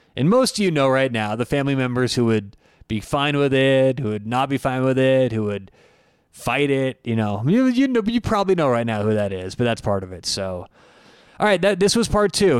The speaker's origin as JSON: {"language": "English", "town": "Denver", "region": "Colorado", "country": "United States", "tie": "born or raised there", "said": "I grew up in Denver, Colorado. I still live in Denver"}